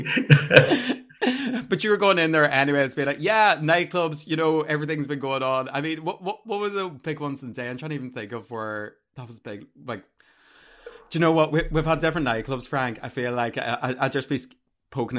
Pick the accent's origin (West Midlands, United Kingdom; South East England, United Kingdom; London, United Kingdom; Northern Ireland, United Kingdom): Northern Ireland, United Kingdom; Armagh; I'm from Armagh